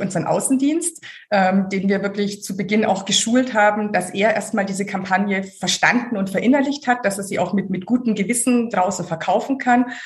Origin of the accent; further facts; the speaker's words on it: Hof, Bavaria, Germany; also born or lived in Schwäbisch Hall / Oberpfalz / Munich; now in Hamburg, Germany; aber mit einem Jahr schon ins Fränkische Hof gekommen und dort aufgewachsen